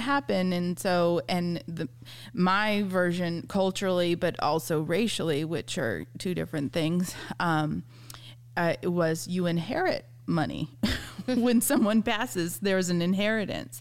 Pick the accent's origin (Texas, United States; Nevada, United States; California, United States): California, United States; San Diego; moved away as an adult; also born or lived in South Carolina; I grew up in San Diego, California